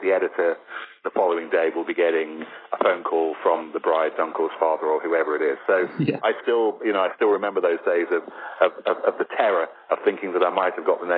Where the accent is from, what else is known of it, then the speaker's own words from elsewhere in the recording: Leicestershire, East Midlands, United Kingdom; as a young kid growing up in Leicestershire